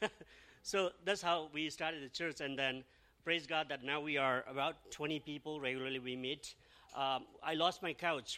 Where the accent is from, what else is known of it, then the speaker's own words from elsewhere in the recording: Nepal; also born or lived in Australia / Toronto; now in Mississauga, Canada; we are originally from Nepal.